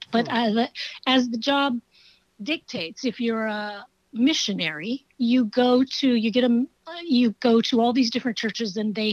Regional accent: Creston, Iowa, United States; born there; also born or lived in Texas; I was born in Creston, Iowa.

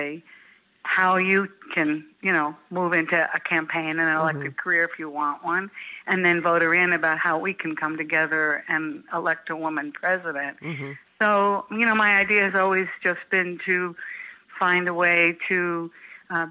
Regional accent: New York, United States; moved away as an adult; now in Chicago, United States; I grew up in New York, but have spent my adult life and my political career and women's issues organizing career here in Chicago.

